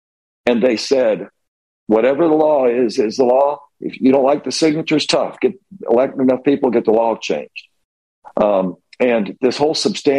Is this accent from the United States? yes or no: yes; Alabama, United States; I'm from Alabama.